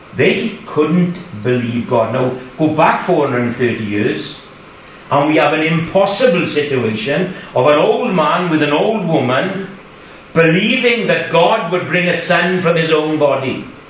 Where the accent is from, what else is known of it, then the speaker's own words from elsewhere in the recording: Kidakway, Wales, United Kingdom; we from Kidakway, Sophie as well, born and bred in Kidakway